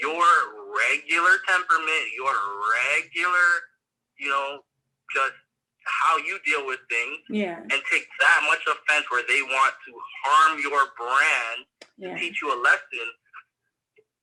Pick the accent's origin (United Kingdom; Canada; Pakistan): Canada; As a Canadian